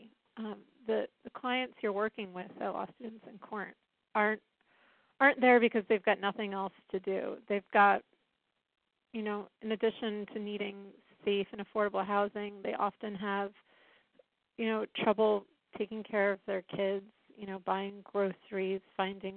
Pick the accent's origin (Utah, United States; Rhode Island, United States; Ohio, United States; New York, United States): Rhode Island, United States; moved away as an adult; now in Washington, D.C., United States; I'm from Rhode Island. I came to this area in 1999